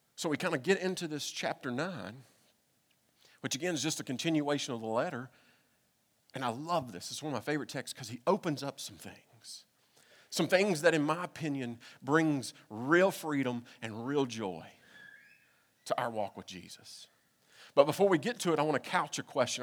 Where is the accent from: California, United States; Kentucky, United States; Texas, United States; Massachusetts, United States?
Kentucky, United States; moved away; I'm from Kentucky.